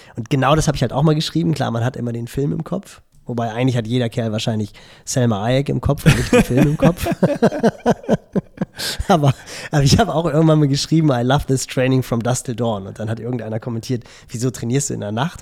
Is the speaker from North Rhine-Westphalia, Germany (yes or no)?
no; Elmshorn, Schleswig-Holstein, Germany; Bei uns in Emshorn